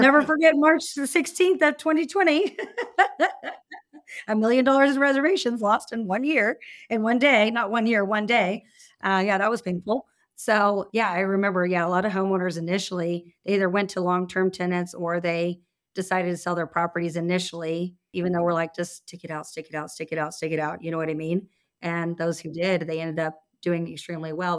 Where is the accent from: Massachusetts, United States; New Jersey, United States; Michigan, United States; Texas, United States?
Texas, United States; Austin; I'm from Austin